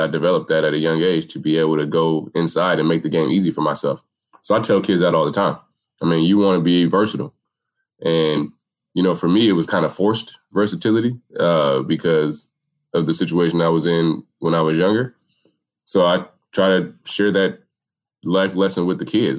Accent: Minneapolis, Minnesota, United States; I grew up in Minneapolis. I've been here my whole life.

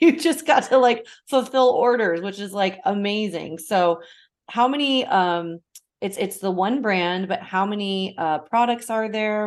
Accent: Portland, United States; my hometown of Portland

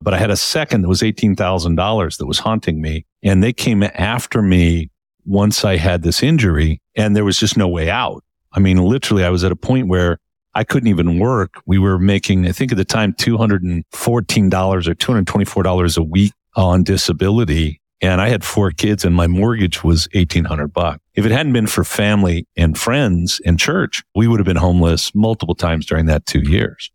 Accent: Palm Springs, California, United States; moved away as an adult; now in Utah, United States; I moved from Palm Springs where I had grown up for thirty-five years

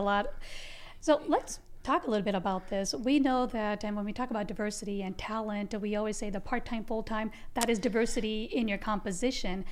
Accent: United States; also born or lived in Gujarat, India; Came to being raised in the second largest democracy, America.

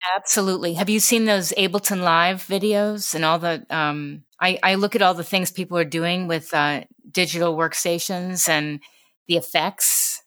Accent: New York City, New York, United States; growing up in New York City

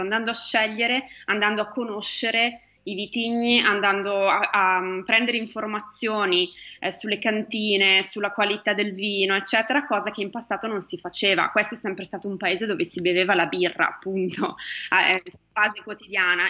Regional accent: Italy; now in United States; ti chiedono da dove vieni e dici che sei italiana

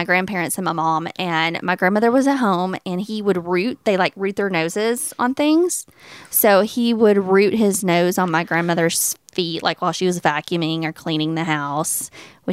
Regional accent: Wayne County, Tennessee, United States; I went to this festival that's in my hometown, Wayne County, Tennessee

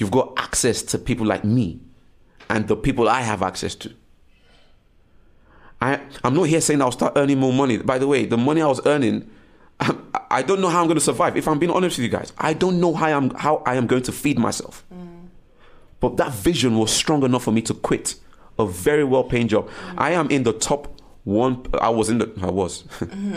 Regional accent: Nigeria; I was born to a Nigerian home and I was born in Nigeria

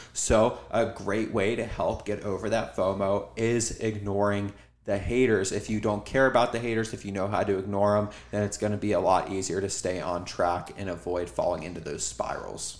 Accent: Cincinnati, Ohio, United States; I'm from Cincinnati, Ohio

